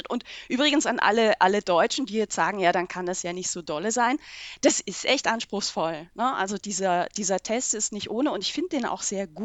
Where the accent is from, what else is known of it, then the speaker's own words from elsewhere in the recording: Switzerland; 2008 habe ich mich einbürgern lassen. Wir mhm. haben ja den Vorteil als Schweizerin, wir können beide Staatsangehörigkeiten behalten.